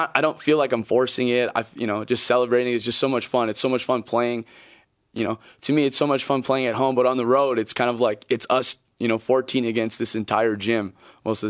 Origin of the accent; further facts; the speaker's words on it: Hawaii, United States; moved away; I'm from Hawaii.